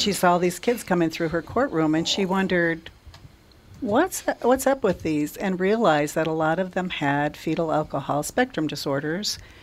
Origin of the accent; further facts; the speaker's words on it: Litchfield, Minnesota, United States; I grew up in Litchfield, Minnesota